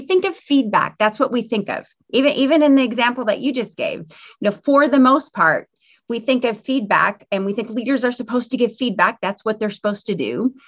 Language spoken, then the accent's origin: English; Midwest, United States; I'm from the Midwest, so I'm a little bit Midwest nice.